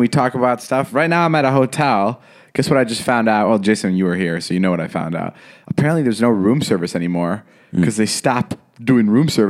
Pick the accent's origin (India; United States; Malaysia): United States; Vernon Hills, Illinois; born or raised there